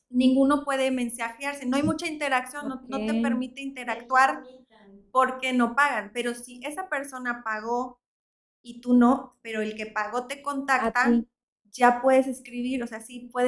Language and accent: Spanish; Veracruz, Mexico; no pongo que soy de Veracruz